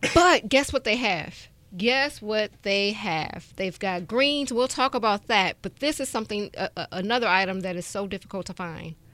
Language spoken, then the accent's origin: English; Chicago, Illinois, United States; moved away; I'm from Chicago